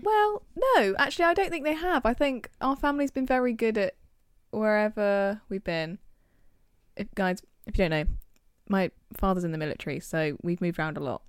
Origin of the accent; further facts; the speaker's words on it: England, United Kingdom; in England, as British people